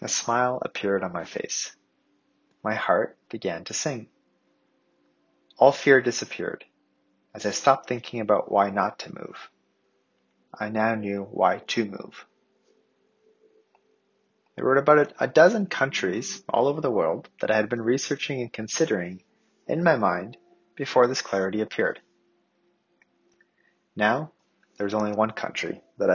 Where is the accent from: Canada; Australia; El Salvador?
Canada; I grew up in Canada